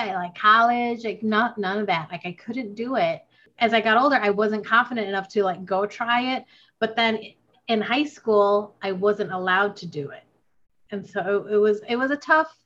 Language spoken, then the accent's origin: English; United States; also born or lived in Philippines; I'm Filipino American. So I moved to the States when I was 5